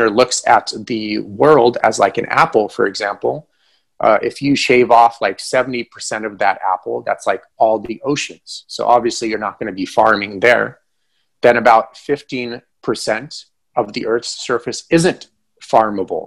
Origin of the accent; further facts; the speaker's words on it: Ukraine; moved away; I'm from Ukraine, but back then it was all one country.